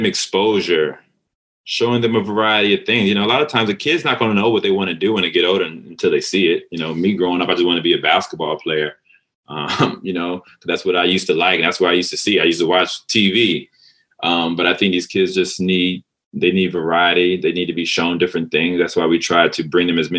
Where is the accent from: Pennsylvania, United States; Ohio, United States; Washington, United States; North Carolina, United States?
North Carolina, United States; moved away as an adult; also born or lived in Manhattan, New York; now in New York City, United States; I was in North Carolina from the age of 8 to 18. I'm from Manhattan, then I moved to North Carolina